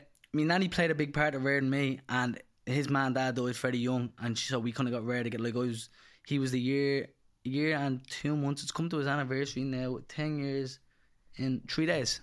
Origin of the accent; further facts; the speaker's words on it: Dublin, Leinster, Ireland; I'm from Charlemont Street, originally Fletcher's, actually only up the road, and, uh, pretty rough area.